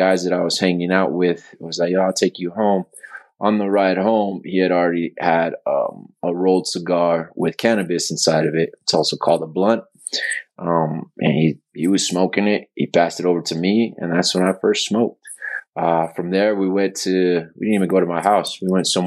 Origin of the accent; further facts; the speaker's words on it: Albuquerque, New Mexico, United States; I'm from Albuquerque, New Mexico.